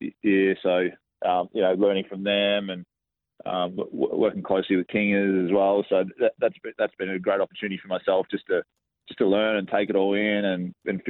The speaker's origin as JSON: {"language": "English", "town": "Gympie", "region": "Queensland", "country": "Australia", "tie": "born or raised there", "also_born_or_lived": "Brisbane", "said": "I grew up in Gympie, you know, just north of the Sunshine Coast in Queensland"}